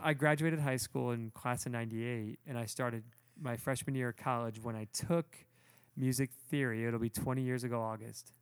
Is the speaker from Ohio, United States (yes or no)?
yes; Toledo, Ohio, United States; I'm from Toledo, the north